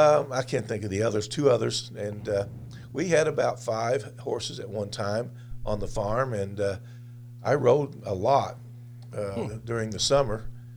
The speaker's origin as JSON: {"language": "English", "town": "New Haven", "region": "Illinois", "country": "United States", "tie": "born or raised there", "said": "And in White County. I first started school in a little town called New Haven, which is in Gallatin County. And then we moved about 2 miles, 2.5. And we lived out in the country in White County."}